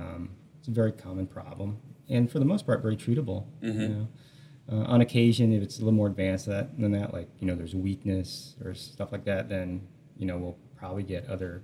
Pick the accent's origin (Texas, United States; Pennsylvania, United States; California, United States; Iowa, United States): Iowa, United States; Des Moines; I grew up here, Des Moines.